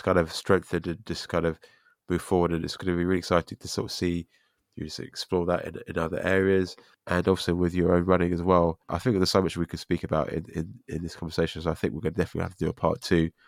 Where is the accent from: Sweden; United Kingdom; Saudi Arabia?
United Kingdom; London; as a Londoner